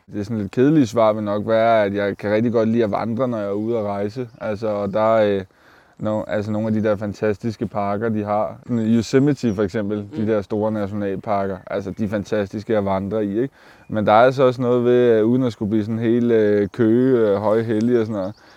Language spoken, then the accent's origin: Danish; Køge, Zealand, Denmark; jeg er fra Køge, og jeg bor i Køge